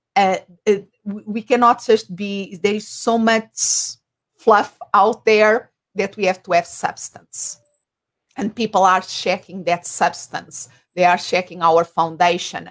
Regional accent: Portugal; first language Portuguese; English is a second language; moved away as an adult; now in Phoenix, United States; I'm originally from Portugal. Uh, so my language, uh, my mother tongue is Portuguese, and I live in Phoenix, Arizona.

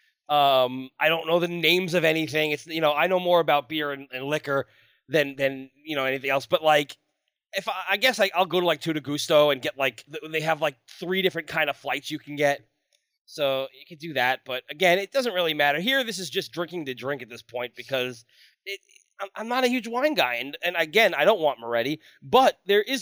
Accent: New York, United States; I'm from New York

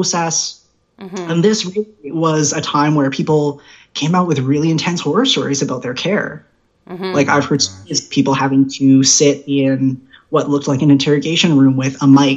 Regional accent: Prince George, British Columbia, Canada; I was born and raised in Prince George

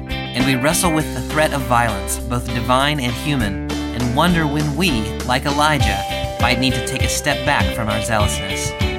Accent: Clemson, South Carolina, United States; I grew up in Clemson, South Carolina, home of the Tigers who were once mighty

